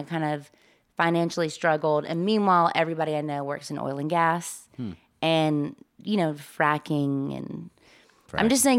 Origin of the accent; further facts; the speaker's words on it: Mississippi, United States; now in Los Angeles, United States; I came out from Mississippi to do LA, as most of us do, but the first round had nothing to do with comedy.